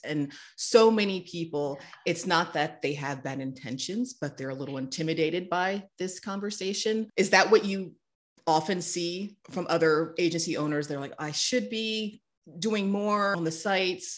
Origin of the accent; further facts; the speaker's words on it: North Carolina, United States; now in Chicago, United States; The pine smell that I grew up with in North Carolina